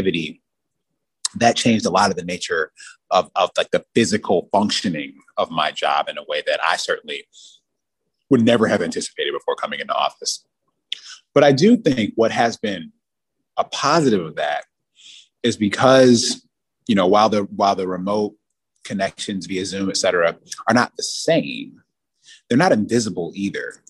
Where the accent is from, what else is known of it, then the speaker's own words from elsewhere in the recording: Detroit, Michigan, United States; I'm from Detroit, and but Michigan's a big state